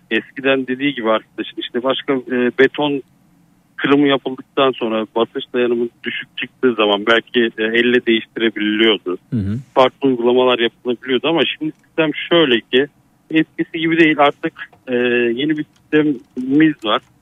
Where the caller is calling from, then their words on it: Sakarya, Turkey; Sakarya'dan arıyorum.